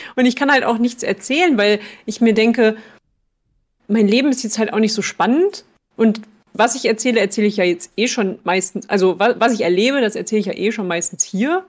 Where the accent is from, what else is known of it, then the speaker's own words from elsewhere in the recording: Germany; Als Deutsche